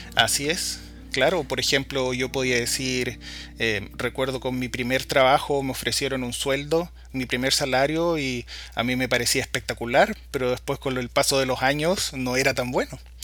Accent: Valparaíso, Chile; moved away as an adult; now in Washington, United States; soy chileno, oriundo de Valparaíso

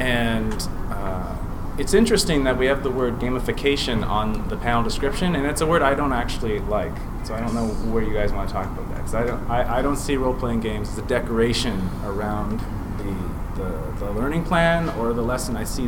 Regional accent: Ottawa, Ontario, Canada; I'm from Ottawa, Canada.

